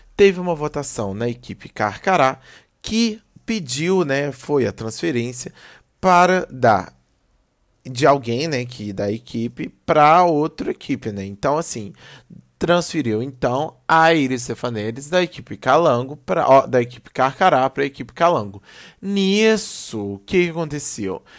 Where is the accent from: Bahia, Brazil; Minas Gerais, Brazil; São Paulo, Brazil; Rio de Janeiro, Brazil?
Minas Gerais, Brazil; Belo Horizonte; eu sou de BH